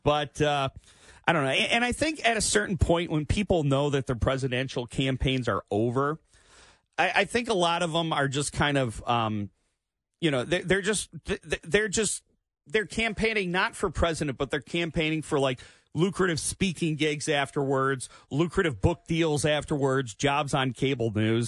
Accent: Clinton Township, Michigan, United States; also born or lived in Trenton, Michigan; I grew up in Clinton Township. I was still living over there, so I was very close to it. And now I live near the Trenton Engine Plant

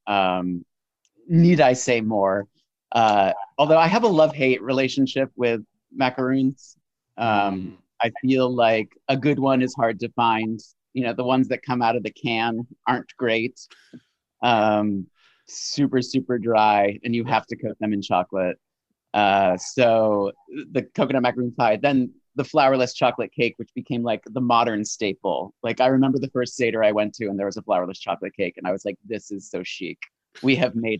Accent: New England, United States; I'm from New England, you know. Pecan, I say pecan, not pecan

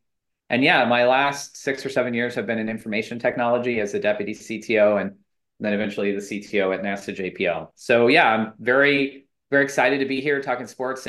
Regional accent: Santa Clarita, California, United States; I grew up in Southern California. I grew up in a town called Santa Clarita

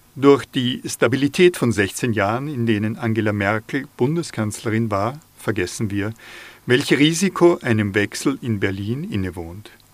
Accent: inner Salzkammergut, Upper Austria, Austria; Als Oberösterreicher bin ich befangen, im inneren Salzkammer gut aufgewachsen

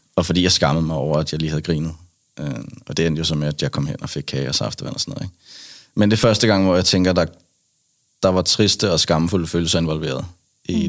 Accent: Kattinge, Zealand, Denmark; jeg er fra en lille by ude fra, ude fra Roskilde. Mm. Øh, 10 km væk, en lille, en lille landsby, der hedder Kattinge

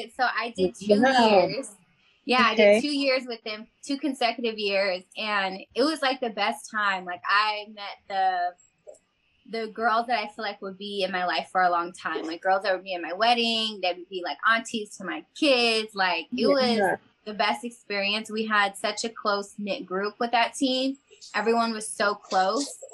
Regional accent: Sacramento, California, United States; moved away; I'm from Sacramento

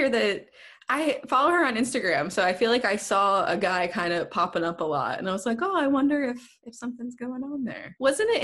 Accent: United States; being American

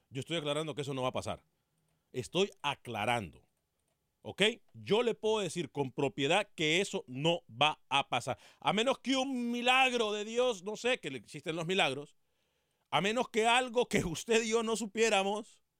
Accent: Honduras; a los hondureños nos interesa.

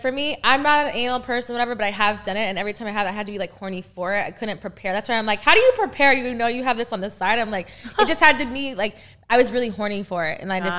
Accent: Texas, United States; I'm from Texas.

